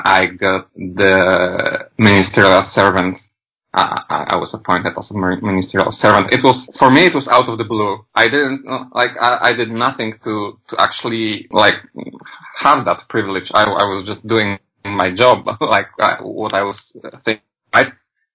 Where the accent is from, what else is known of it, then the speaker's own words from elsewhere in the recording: Poland; English is a second language; I come from Poland